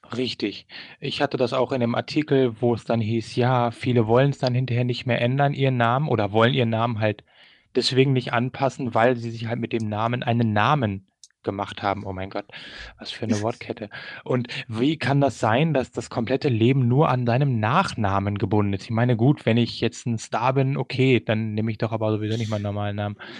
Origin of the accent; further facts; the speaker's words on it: Germany; also born or lived in Sumida, Tokyo, Japan; now in Tokyo, Japan; wir kommen halt aus Deutschland